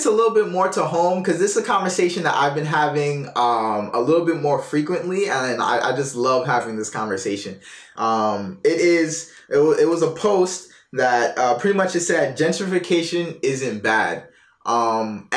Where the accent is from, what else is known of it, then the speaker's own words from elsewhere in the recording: New York, United States; now in Norfolk, United States; we're from New York